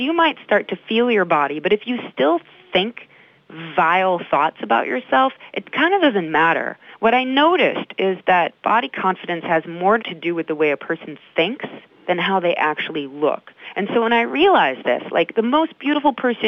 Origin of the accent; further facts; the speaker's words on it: Midwest, United States; I grew up in the Midwest